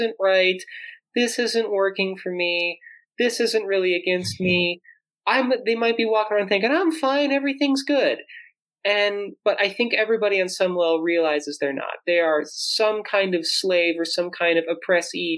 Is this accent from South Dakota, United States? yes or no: yes; South Dakota, United States; I grew up in South Dakota, born in 1986